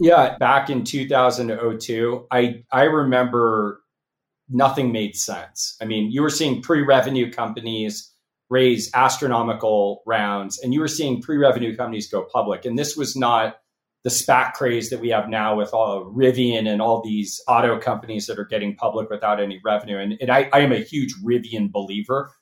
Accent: Los Angeles, California, United States; moved away as an adult; also born or lived in Nashville, Tennessee / Bay Area, California; I grew up in Los Angeles

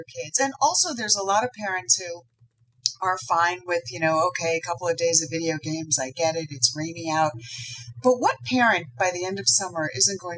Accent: New York City, New York, United States; I grew up in New York City in Manhattan

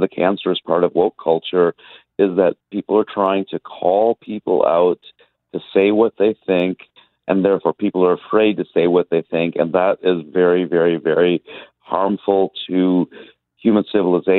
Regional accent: India; also born or lived in United States; now in Montreal, Canada; I was an immigrant from India to the United States, and then we immigrated from the United States to take a position at McGill.

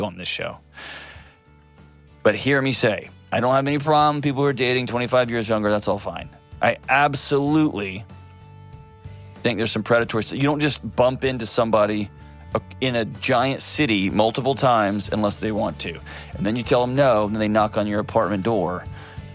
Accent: Texas, United States; I was born and raised in Texas

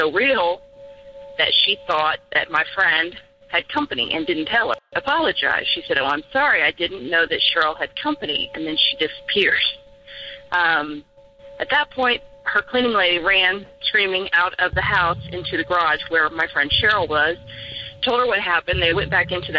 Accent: Kansas, United States; moved away; I'm from Kansas, too, originally

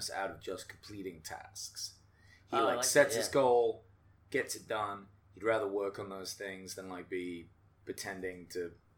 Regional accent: England, United Kingdom; moved away

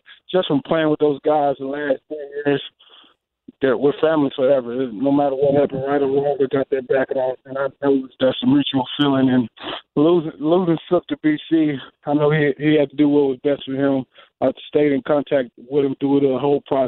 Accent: Mississippi, United States; moved away as an adult; also born or lived in Lincoln, Nebraska / Winnipeg; in Mississippi, and from the town of 350 people, we have no stop sign

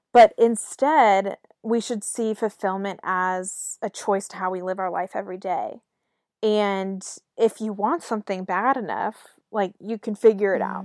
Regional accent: Raleigh, North Carolina, United States; moved away as an adult; I'm from Raleigh, North Carolina

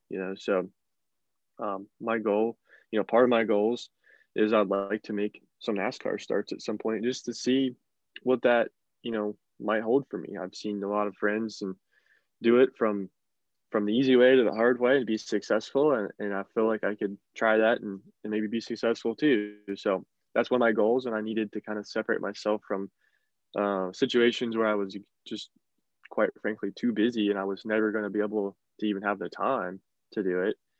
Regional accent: northern West Virginia, United States; I'm from northern West Virginia

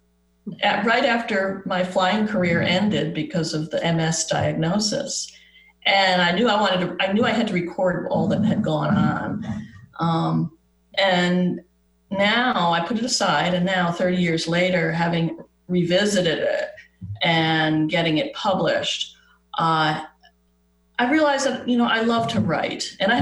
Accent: East Coast, United States; moved away as an adult; now in Arizona, United States; I'm from the East Coast

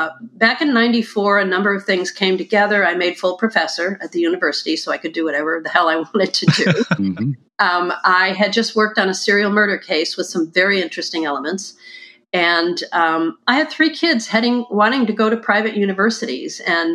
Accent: Chicago, Illinois, United States; also born or lived in Minnesota (south of the Twin Cities); Partly in Minnesota, partly in Chicago. I was born in Chicago

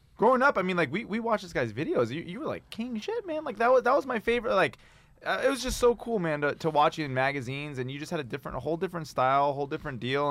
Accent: Pasadena, California, United States; I grew up in Pasadena

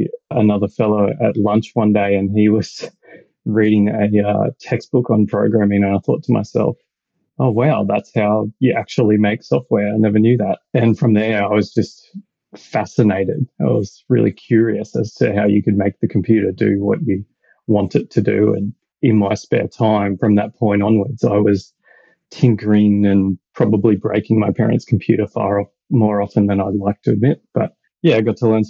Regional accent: Australia; accent: Australian; also born or lived in Brisbane, Australia; as you can probably tell by my accent, I'm Australian

